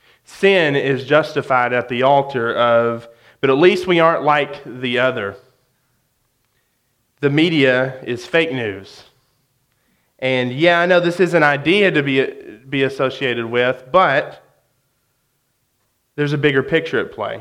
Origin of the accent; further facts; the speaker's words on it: West Memphis, Arkansas, United States; now in Conway, United States; I grew up in West Memphis.